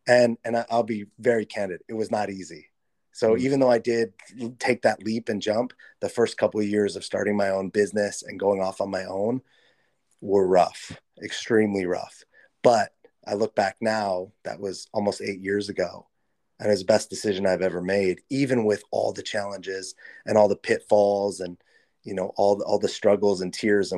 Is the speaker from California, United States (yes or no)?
yes; Los Angeles, California, United States; I grew up in Los Angeles.